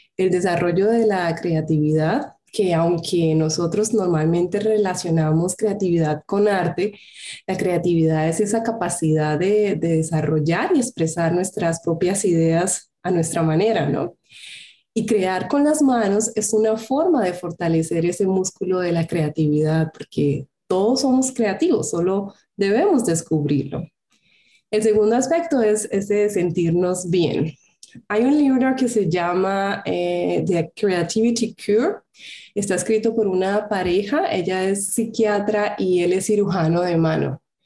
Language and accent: Spanish; Colombia; moved away as an adult; now in Germany; soy colombiana. En el 2013 me vine a Alemania a estudiar un máster